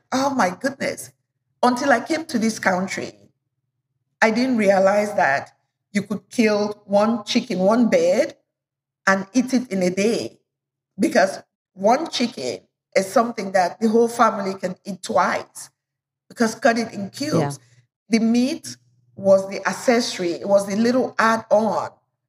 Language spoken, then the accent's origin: English; Cameroon; also born or lived in Nigeria; And the notion that our cultural food, I come from Cameroon and Nigeria, the notion that our cultural food is not as healthy, it's so wrong